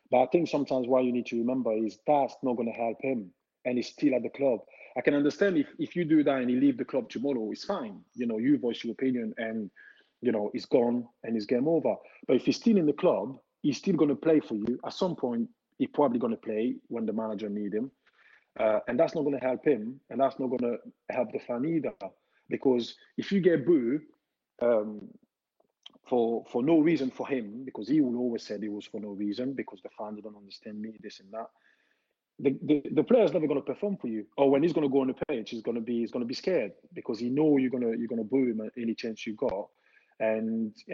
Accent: Italy; English is a second language; I said, listen, I came from Italy. I know what it like there, the smoke and everything

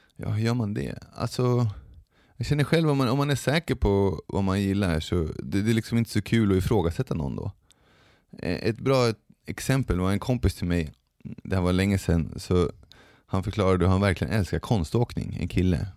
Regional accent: Sweden; jag har vuxit upp i Sverige, och har svenska föräldrar

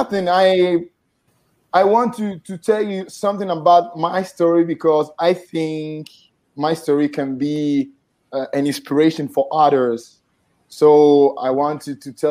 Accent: Veneto, Italy; English is a second language; also born or lived in Ghana; I'm from Italy, but I am a Ghanaian born. My parents are from Ghana, Africa, and they came here, at the end of 80s

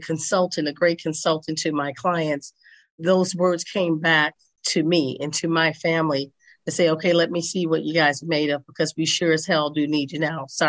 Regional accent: St. Louis, Missouri, United States; also born or lived in Chicago / Washington State / Northern California; now in Las Vegas, United States; I'm originally from St. Louis, Missouri, by way of Chicago, by way of Washington State, by way of Northern California, and now by way of Las Vegas, Nevada.

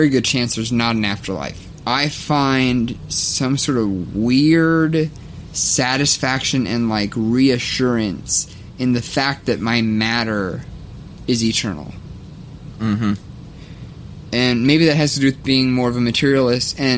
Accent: United States; I'm a 20 year old American in 2017.

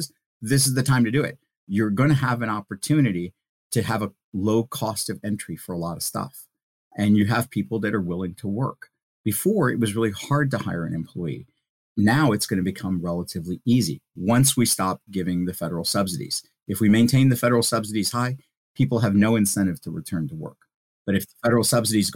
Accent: India; now in United States; So, I'm a first zero generation immigrant. I was born in India.

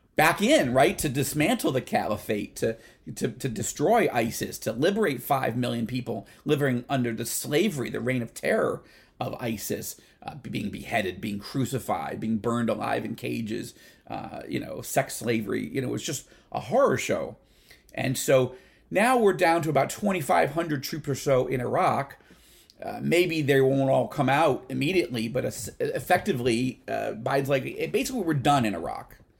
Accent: United States; also born or lived in Israel; I'm American. I'm Israeli.

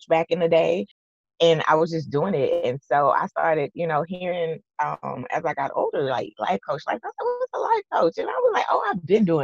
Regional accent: Texas, United States; I'm from Texas

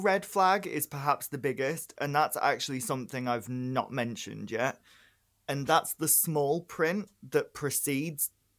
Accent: Northern England, United Kingdom; I live in the North. I was raised in the North. You wouldn't really hear it in my voice.

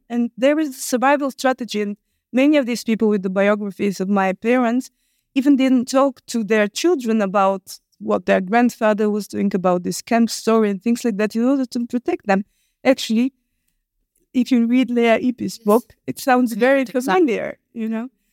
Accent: Bulgaria; I was born in Bulgaria

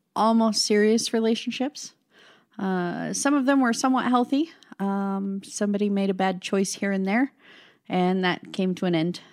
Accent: Casper, Wyoming, United States; I was born and raised in Casper, Wyoming

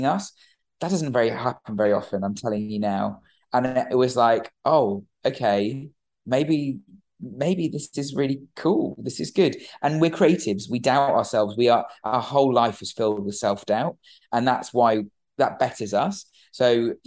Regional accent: United Kingdom; we're British. We're the United Kingdom.

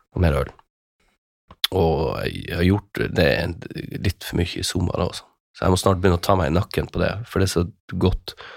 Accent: Kjærstad, Northern Norway, Norway; moved away; vært i ei lita bygd, heimbygda mi, Kjærstad, i tre uker

